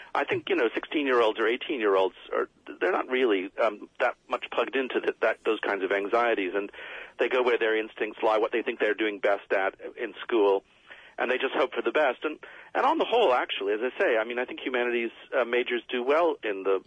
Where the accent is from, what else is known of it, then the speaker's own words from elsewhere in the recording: United States; when I was a kid, everyone had to learn to use the slide rule because I was growing up in America